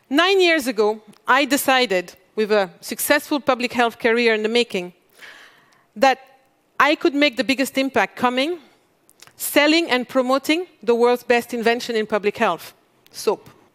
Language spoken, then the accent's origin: English; Mali; I come from Mali